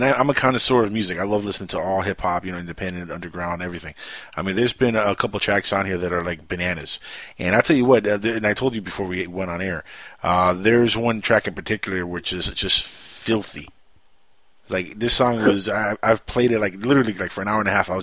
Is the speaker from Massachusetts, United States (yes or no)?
no; Miami, Florida, United States; I'm from Miami